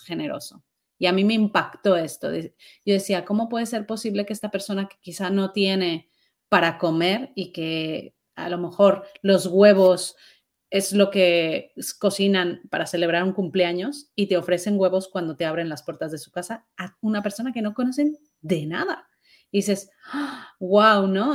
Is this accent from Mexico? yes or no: yes; Mexico; yo soy mexicana